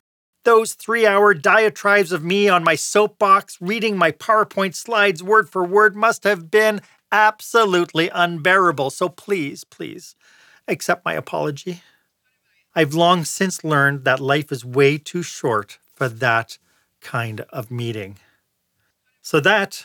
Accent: Montreal, Quebec, Canada; Montreal, Quebec, my hometown

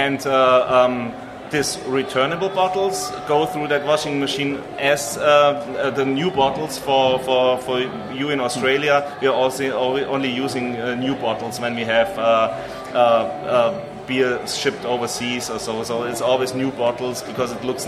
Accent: between Freising and Munich, Bavaria, Germany; in my hometown, which is in between Freising and Munich, we have 15,000 people living there

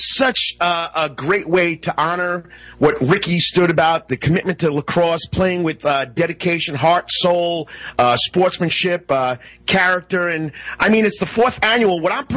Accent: the North, United States; now in Savannah, United States; Coach, you're from the North, I'm from the North.

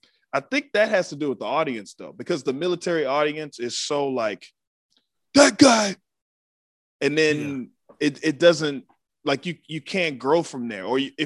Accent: Waco, Texas, United States; being from Waco

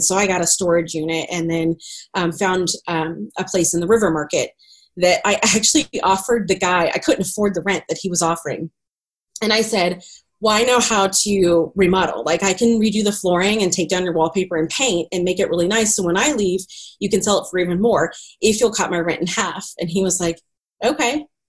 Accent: Greenwood, Missouri, United States; also born or lived in Raytown, Missouri; I grew up out in Greenwood, Missouri, in the middle of the country

